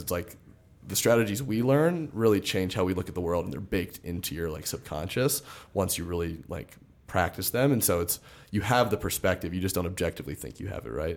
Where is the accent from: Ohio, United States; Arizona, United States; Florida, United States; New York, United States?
Florida, United States; Miami; moved away as an adult; also born or lived in Fort Lauderdale / Nashville / Austin, Texas / Charlotte; now in Denver, United States; I grew up in South Florida, Miami, and Fort Lauderdale